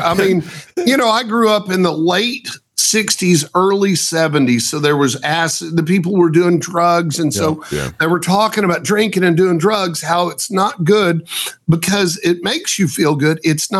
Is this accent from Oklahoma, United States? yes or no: yes; Oklahoma, United States; born there; I was born in Oklahoma too.